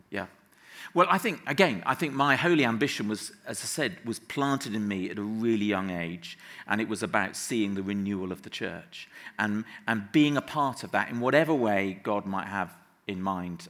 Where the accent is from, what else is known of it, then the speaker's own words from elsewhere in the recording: Somerset, South West England, United Kingdom; moved away as an adult; grew up in the West Country so till I was 18 living in Somerset